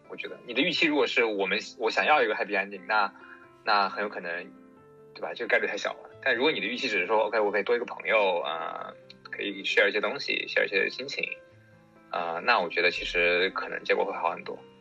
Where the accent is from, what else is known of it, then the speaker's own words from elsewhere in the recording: Yangtze River Delta, China; 我身，出生在长三角，上学也在长三角，都没有出去过